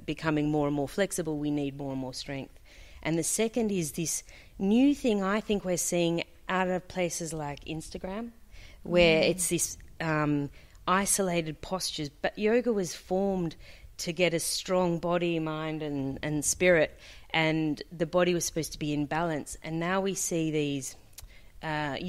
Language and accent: English; Australia; moved away as an adult; now in Dubai, United Arab Emirates; I'm an Australian physio. I've been in Dubai about 10 years.